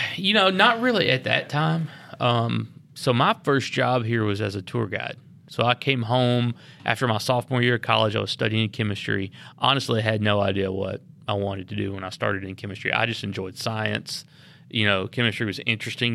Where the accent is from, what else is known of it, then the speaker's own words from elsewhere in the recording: Lynchburg, Tennessee, United States; I grew up here in Lynchburg